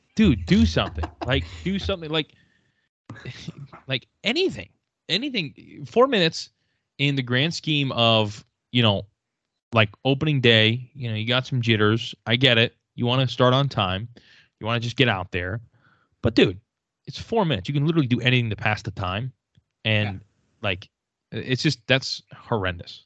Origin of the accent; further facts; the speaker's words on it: Boston, Massachusetts, United States; I was from Boston